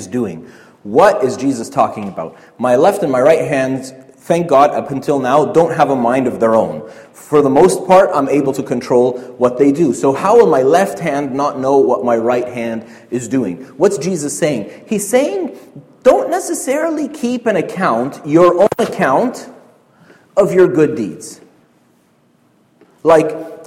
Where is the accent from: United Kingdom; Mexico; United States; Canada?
Canada; We're Canadian